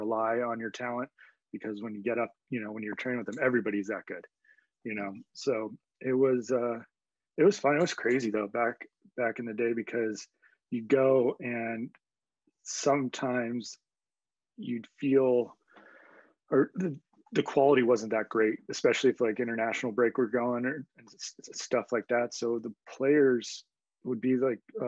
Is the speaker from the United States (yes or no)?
yes; United States; as an American player